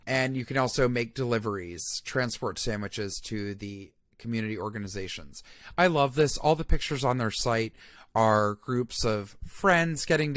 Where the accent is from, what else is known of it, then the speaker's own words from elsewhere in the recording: Atlanta, Georgia, United States; I'm from Atlanta. That's my hometown